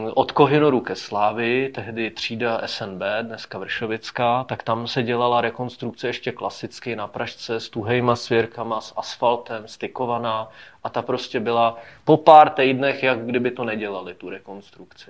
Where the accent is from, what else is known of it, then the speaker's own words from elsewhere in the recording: Prague, Czechia; u nás na Venici